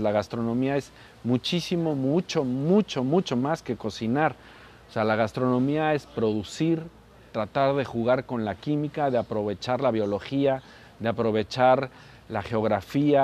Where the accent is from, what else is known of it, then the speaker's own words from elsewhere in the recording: Morelos, Mexico; Yo soy morelense